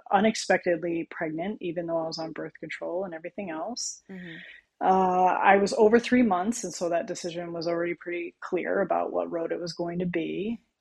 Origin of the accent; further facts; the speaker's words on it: California, United States; now in Connecticut, United States; I was born and I'm from California. So I was raised with a lot of holistic approaches